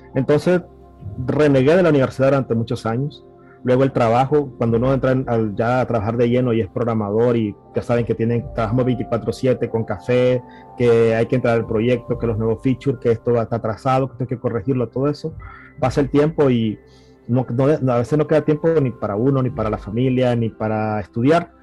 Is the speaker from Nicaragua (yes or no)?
yes; Managua, Nicaragua; soy originario de Managua, Nicaragua, nací en la capital y ahí me crié básicamente